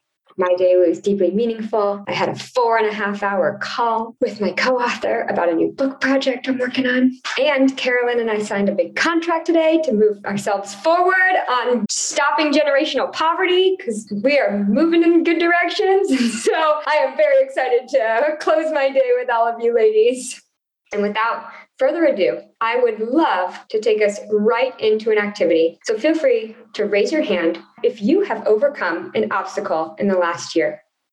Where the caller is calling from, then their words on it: Texas, United States; I am calling in from Texas today